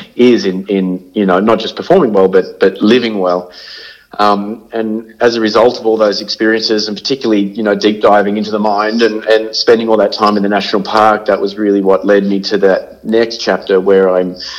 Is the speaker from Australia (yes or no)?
yes; Sydney, New South Wales, Australia; I grew up in Cronulla in, in Sydney